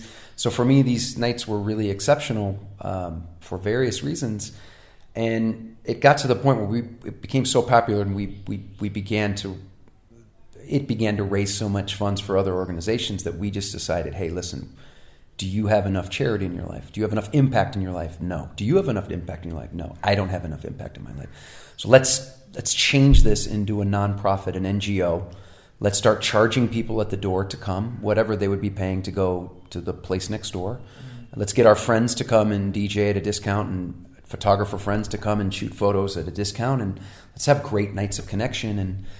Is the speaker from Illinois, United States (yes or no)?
yes; Wheaton, Illinois, United States; now in Madrid, Spain; I'm from Chicago, and her answer was, I'm also from Chicago. And I go, well, from a smaller town outside, western suburb called Wheaton.